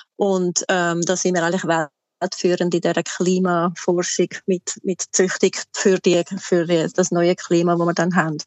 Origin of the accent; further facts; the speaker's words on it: Switzerland; moved away as an adult; also born or lived in Volketswil; now in Queensland, Australia; bei uns in der Schweiz